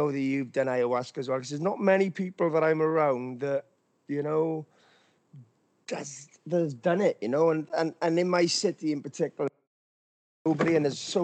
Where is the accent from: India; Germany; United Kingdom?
United Kingdom; Wales; I'm from Wales in the UK